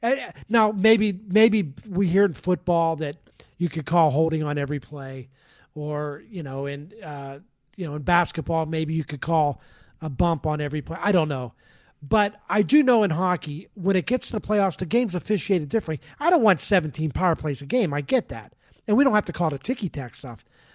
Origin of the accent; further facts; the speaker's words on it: Boston, Massachusetts, United States; I'm from Boston. Go back to Boston.